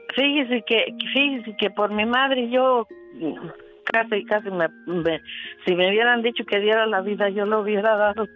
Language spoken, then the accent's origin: Spanish; La Soledad, municipality of Chavinda, Michoacán, Mexico; Yo crecí en la Soledad